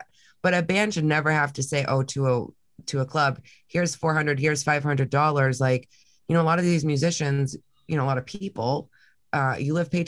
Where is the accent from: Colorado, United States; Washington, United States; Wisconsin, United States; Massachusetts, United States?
Massachusetts, United States; moved away; I'm from Massachusetts